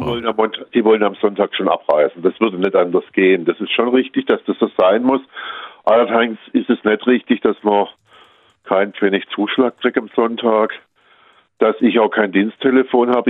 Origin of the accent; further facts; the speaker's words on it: Baden-Württemberg, Germany; Bei uns in Baden-Württemberg